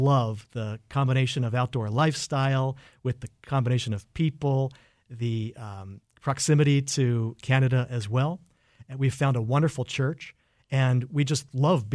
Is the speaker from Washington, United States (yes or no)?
yes; Lynden, Washington, United States; I am from Linden